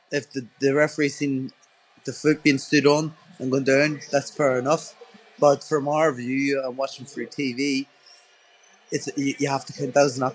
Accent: Ireland; being an Irish person

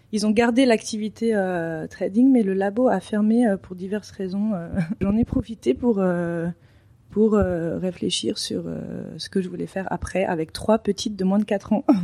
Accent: Paris, Île-de-France, France; moved away as an adult; also born or lived in Denmark / Belgium; now in Dubai, United Arab Emirates; euh, je suis française et je viens de Paris, du 6e arrondissement.

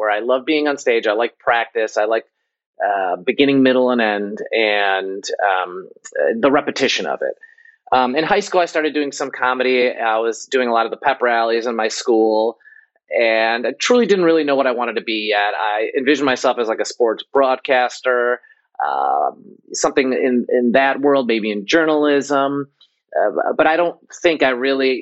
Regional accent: Chicago, Illinois, United States; moved away as an adult; I grew up in Chicago, and you know, my father's from India, my mother's from Poland.

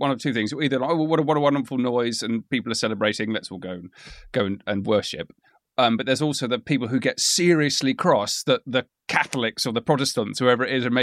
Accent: Yorkshire and the Humber, United Kingdom; grew up in Yorkshire, not near Otley.

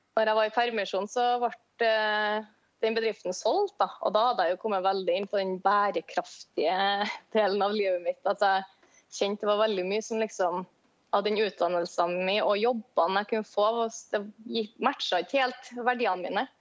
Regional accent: Trondheim, Trøndelag, Norway; jeg er fra Trondheim

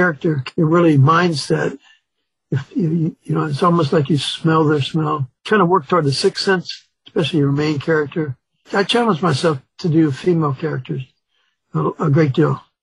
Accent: Chicago, Illinois, United States; also born or lived in Mississippi; having grown up in Chicago

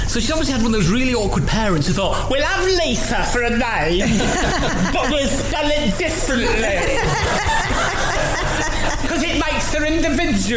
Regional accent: Southampton, South East England, United Kingdom; my hometown of Southampton.

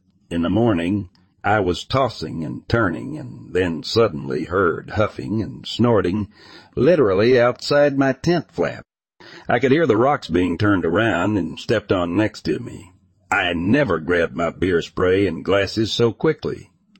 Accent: Texas, United States; I grew up in North Texas, south of Fort Worth. We lived in a small town whose name I will not mention.

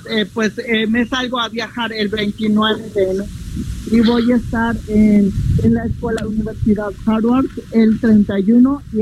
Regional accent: Magdalena Aldama, Chiapas, Mexico; bueno, de mi pueblo de Magdalena Aldama, es que como los tejidos, los trocados que nosotros hacemos, gracias a Dios que todavía nosotros guardamos la cultura como nosotros, como pueblos indígenas

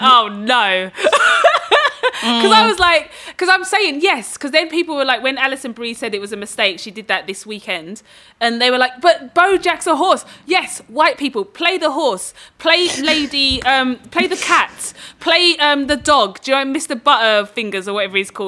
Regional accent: Dagenham, London, United Kingdom; I grew up in Dagenham

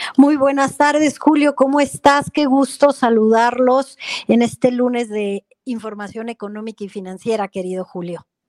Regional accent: Mexico

